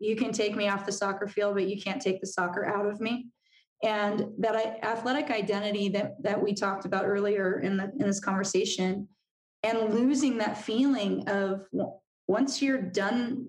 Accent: Southern California, United States; moved away; we're from Southern California

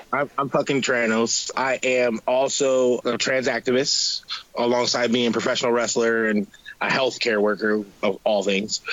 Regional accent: Asheville, North Carolina, United States; now in Rochester, United States; We lived in North Carolina. I'm from Asheville, North Carolina, gayest place on earth

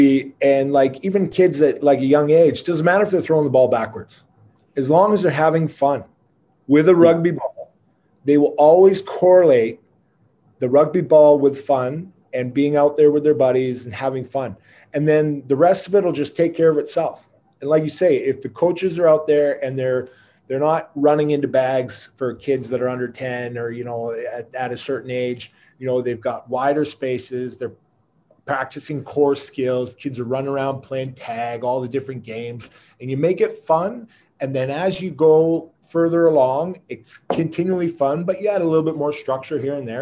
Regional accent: Squamish, British Columbia, Canada; me growing up in Squamish

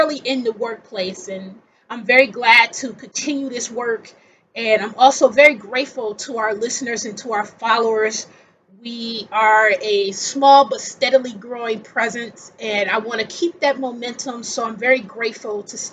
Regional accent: Milwaukee, Wisconsin, United States; moved away as an adult; also born or lived in Seattle area; now in Seattle, United States; I'm from Wisconsin originally.

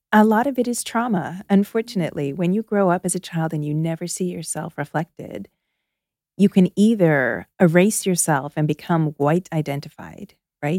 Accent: outside of Toronto, Ontario, Canada; moved away as an adult; now in Philadelphia, United States; I spent my first 21 years in Canada. I'm Canadian. I grew up outside of Toronto.

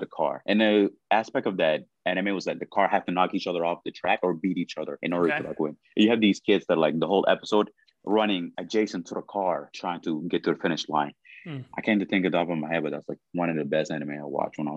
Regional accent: Sudan; moved away; growing up in the Sudan

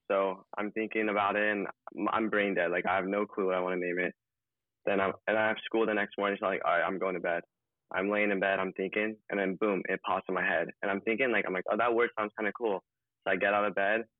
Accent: Los Angeles, California, United States; 17. I was born and raised in Los Angeles.

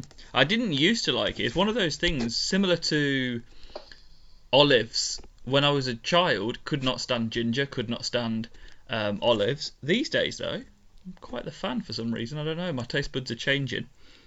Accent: United Kingdom; And it's very strange because I'm very British overall.

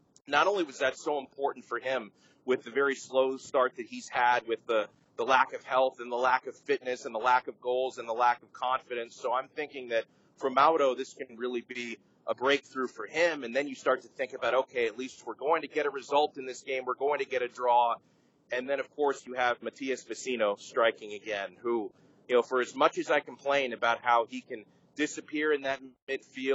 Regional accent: Miami, Florida, United States; I grew up, born and raised in Miami, Florida

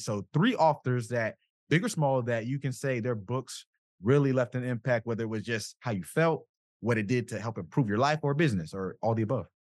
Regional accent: South Florida, United States; I'm from South Florida

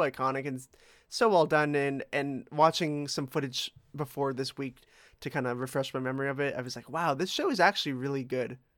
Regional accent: Toronto, Ontario, Canada; I, I grew up in Etobicoke

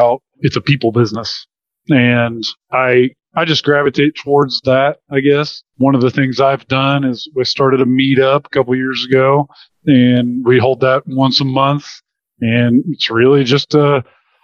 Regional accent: Wichita, Kansas, United States; So I was born and raised in the Wichita, Kansas area. Been there my whole life.

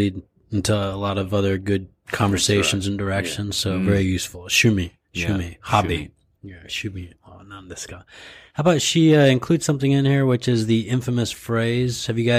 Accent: California, United States; Yeah, I'm from California.

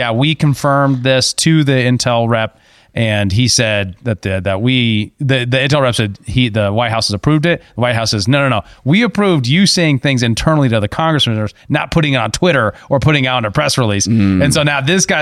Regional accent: United States; As an American citizen

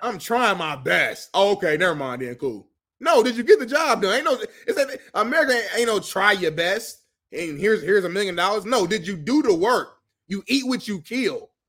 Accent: Indiana, United States; I'm from Indiana

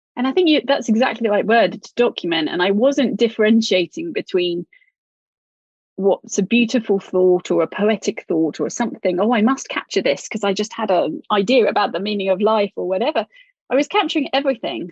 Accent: United Kingdom; especially being British

